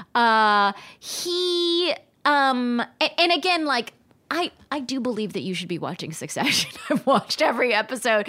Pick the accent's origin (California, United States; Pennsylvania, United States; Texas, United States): California, United States; Palm Springs; moved away as an adult; also born or lived in New York City; I just really begrudgingly had this job in my hometown before, uh, before moving to New York City. And I really didn't wanna be in my hometown. This is in Palm Springs, California.